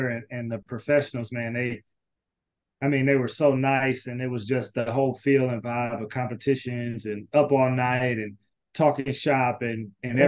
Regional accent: Cleveland, Ohio, United States; also born or lived in Alabama; now in Cincinnati, United States; I'm born and raised in Cleveland, Ohio

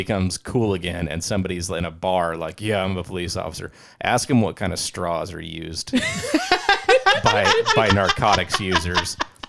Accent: England, United Kingdom; So I've thought about that, because especially being English, like being a British person.

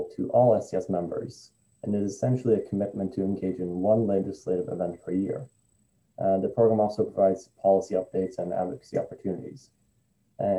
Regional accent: Stockholm, Stockholm County, Sweden; moved away as an adult; also born or lived in Atlanta, Georgia / Washington, District of Columbia, United States / Vermont; I was born and raised in Stockholm, Sweden. And at the age of 20, I moved to Atlanta, Georgia

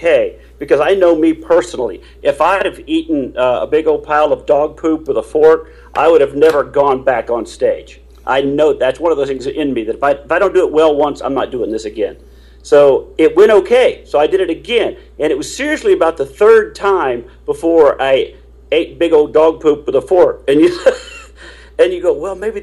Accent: Houston, Texas, United States; also born or lived in Tulsa, Oklahoma; I grew up most of my life in Texas, down in Houston

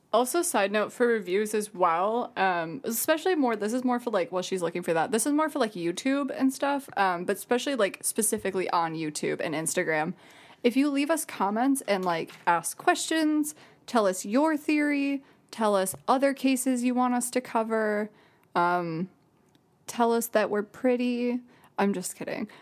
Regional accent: Jackson, Michigan, United States; born or raised there

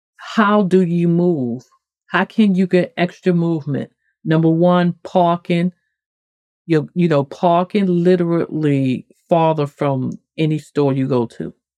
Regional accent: the North, United States; moved away; I'm from the North

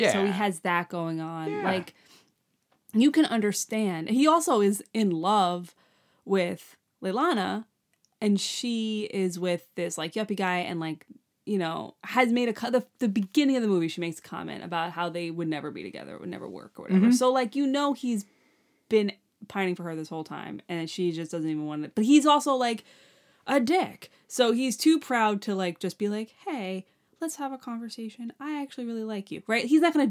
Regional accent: New York, United States; like we're from Long Island, like that's Montauk, you know?

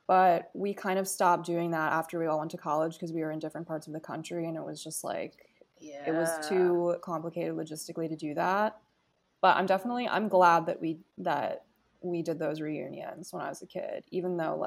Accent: New York City, New York, United States; also born or lived in Hefei, Anhui, China / Vermont; I've lived in New York City since I was 9 months old, so I feel like I can say I was born and raised in New York

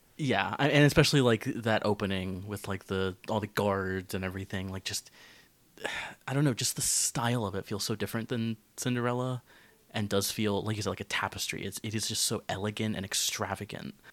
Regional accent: Florida, United States; growing up in Florida

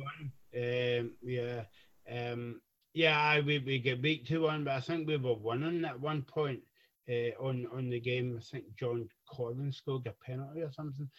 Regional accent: Scotland, United Kingdom; We're, we're from Scotland

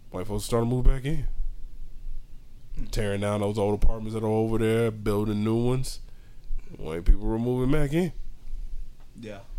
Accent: Dallas, Texas, United States; North Dallas.

